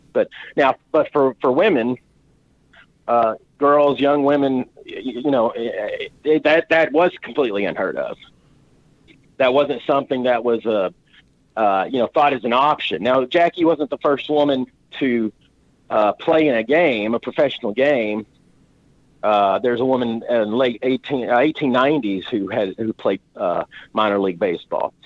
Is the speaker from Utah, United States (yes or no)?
no; Chattanooga, Tennessee, United States; I was born in Chattanooga, and uh, I grew up watching the Lookouts, uh, actually in the same stadium